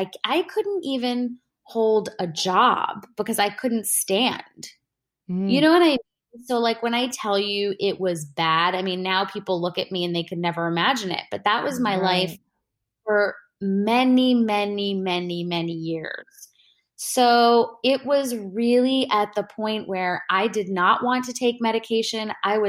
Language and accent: English; India; And I'm an Indian woman, you know, my parents, like, they're not against, you know, medications and stuff just in general